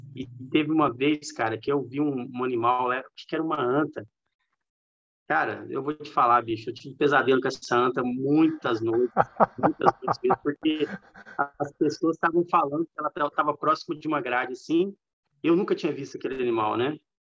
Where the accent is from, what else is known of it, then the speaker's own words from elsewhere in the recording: Minas Gerais, Brazil; also born or lived in São Paulo, São Paulo, Brazil; eu sou mineiro mesmo, porque o comportamento em casa, a cultura é tudo de Minas